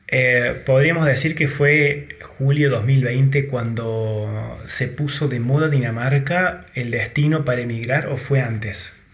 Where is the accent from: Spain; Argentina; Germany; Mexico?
Argentina; que tuvimos nosotros en Argentina